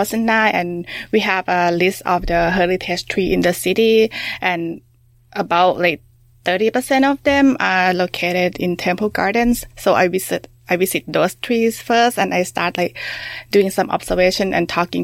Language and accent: English; Thailand; I grew up in Thailand.